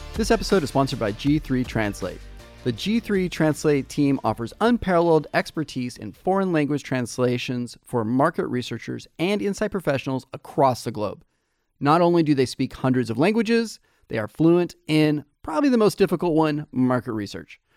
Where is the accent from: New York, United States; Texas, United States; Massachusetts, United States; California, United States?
California, United States; Fresno; also born or lived in Palo Alto; I relocated back to my hometown, uh, Fresno